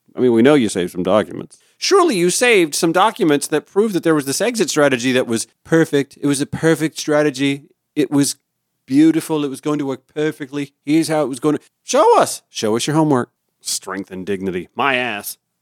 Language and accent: English; Grovetown, Georgia, United States; I grew up in a small, tight-knit community. We had three churches